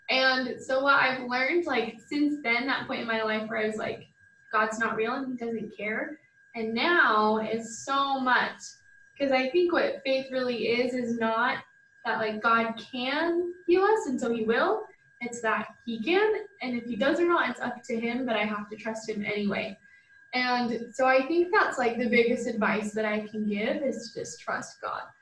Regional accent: Utah, United States; I'm from Utah, so very religious.

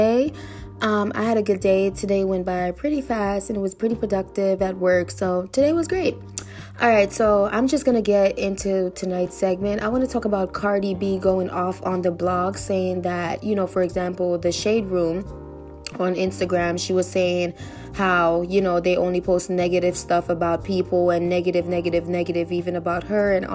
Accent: New York, United States; I'm from New York too.

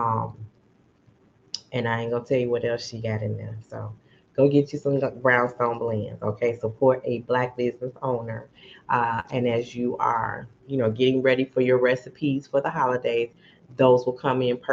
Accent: Chicago, Illinois, United States; now in Dallas, United States; I'm from Chicago

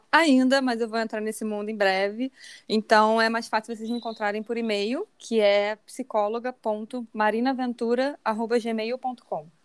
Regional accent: Brazil; não precisa estar aqui na minha humilde cidadezinha. Eu sou de Nova do Rio.

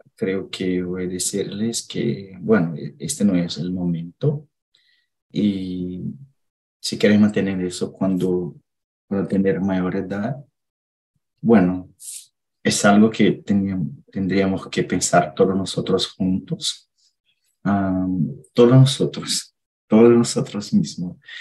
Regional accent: Minas Gerais, Brazil; Spanish is a second language; now in Indaiatuba, Brazil; vivo en Dayatuba, pero soy de Minas

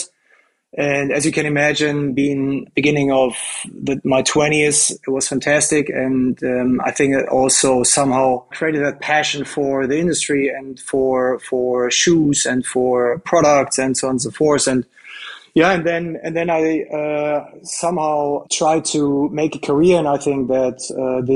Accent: Germany; I grew up in Germany, a German boy playing football pretty much all my life

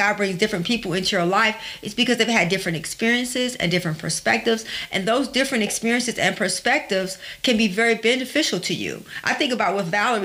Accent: Detroit, Michigan, United States; I grew up in Detroit and I grew up not having a lot.

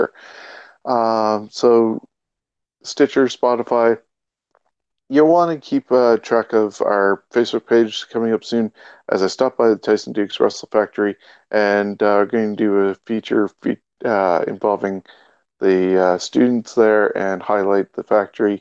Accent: Canada; we are Canadian

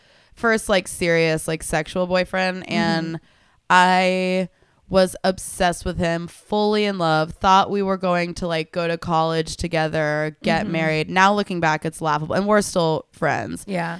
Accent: Tulsa, Oklahoma, United States; where I'm from Tulsa, and the town actually ended up having this big newspaper expose

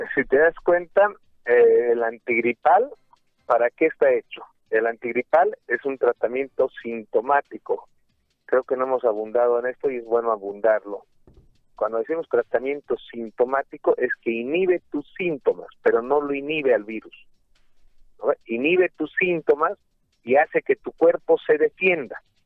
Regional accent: Bolivia; todos nosotros como bolivianos

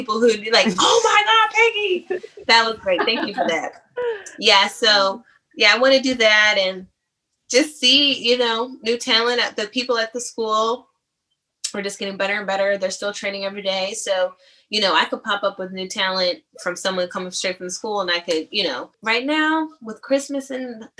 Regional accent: San Diego, California, United States; now in Atlanta, United States; I'm from San Diego, and then I live in Atlanta now, and I've moved here in like 2007

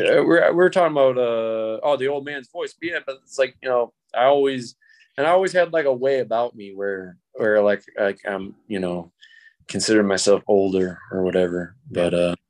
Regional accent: Pennsylvania, United States; I'm from Pennsylvania, but I always have this like drawly thing that I do.

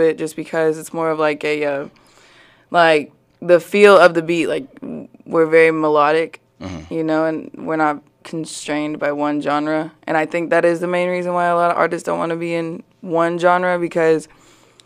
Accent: Springdale, Arkansas, United States; also born or lived in Plano, Texas / Fayetteville, Arkansas; I was born in Plano, Texas, but my parents moved to Springdale whenever I was 5.

